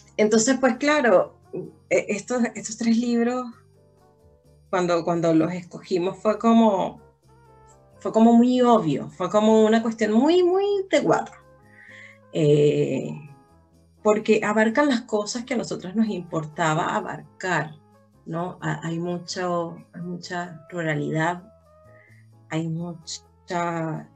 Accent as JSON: {"language": "Spanish", "country": "Venezuela", "moved": "yes", "lives_now": "Chile", "said": "nosotras siendo venezolanas"}